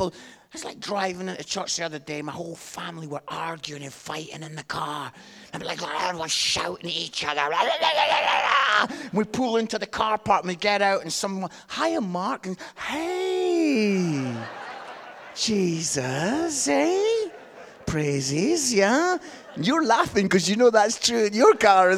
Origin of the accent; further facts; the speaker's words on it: Scotland, United Kingdom; I'm Scottish